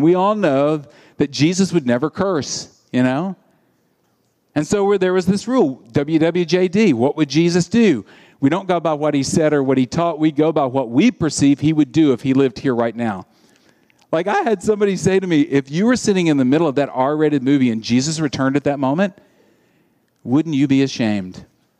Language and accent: English; Deep South, United States; I grew up in the Deep South, and the church at that time said, hey, if you go to R-rated movies, that's a sin.